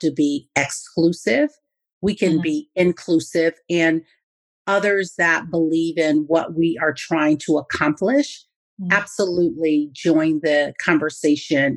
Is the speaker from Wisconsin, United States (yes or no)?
yes; Milwaukee, Wisconsin, United States; now in Las Vegas, United States; I went back to my hometown of Milwaukee, Wisconsin